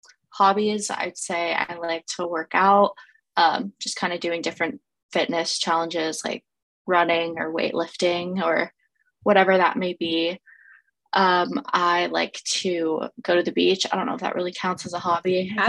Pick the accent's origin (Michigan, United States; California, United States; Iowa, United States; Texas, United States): California, United States; Pasadena; also born or lived in Milton, Georgia / San Clemente, California; I am originally from Pasadena, California, but I kind of moved around a little in my childhood. Went from Pasadena to Milton, Georgia, and then back to California to San Clemente.